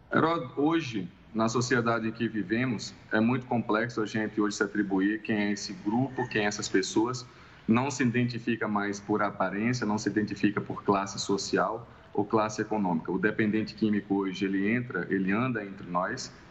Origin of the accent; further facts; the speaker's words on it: Northeast Region, Brazil; no Nordeste, de onde eu sou